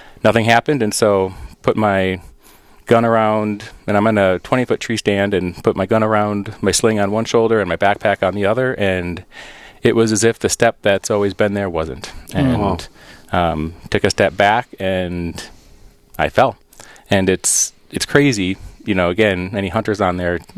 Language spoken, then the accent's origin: English; Wisconsin, United States; moved away as an adult; now in Rochester, United States; So I was born and raised in Wisconsin